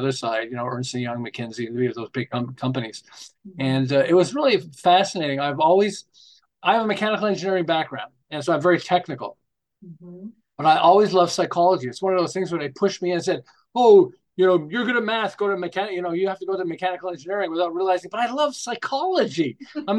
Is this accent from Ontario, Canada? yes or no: no; Montreal, Quebec, Canada; moved away as an adult; now in Southern California, United States; I'm originally from Montreal. And we moved to Los Angeles, the Southern California, not quite Los Angeles, between Los Angeles and Santa Barbara